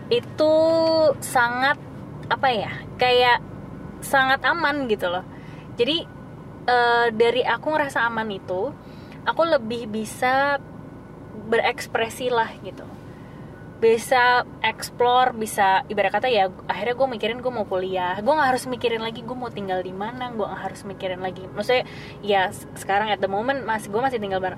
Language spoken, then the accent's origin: Indonesian; Java, Indonesia; sorry gue anak Jawa jadi gue turun temurun